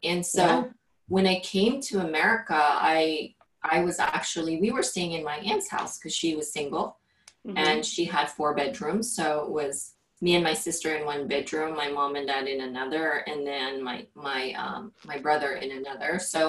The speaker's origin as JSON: {"language": "English", "country": "Philippines", "second_language": "English", "moved": "yes", "said": "I literally just have my clothes, and weren't even, like, good clothes when I came from the Philippines."}